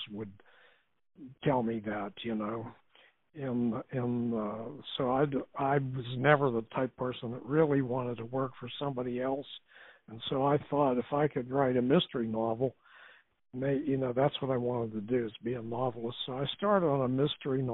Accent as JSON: {"language": "English", "town": "Clairton", "region": "Pennsylvania", "country": "United States", "tie": "born or raised there", "said": "I grew up in a mill town, Clairton, Pennsylvania"}